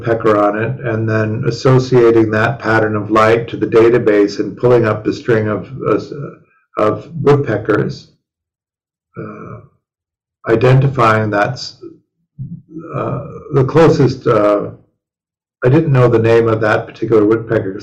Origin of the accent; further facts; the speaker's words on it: Chicago, Illinois, United States; moved away; growing up in Chicago